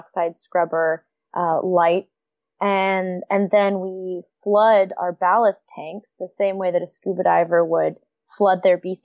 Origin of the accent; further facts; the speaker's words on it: United States; moved away as an adult; now in Vancouver, Canada; I'm American, but my favorite joke is that I'm living the great American dream. Move to Canada.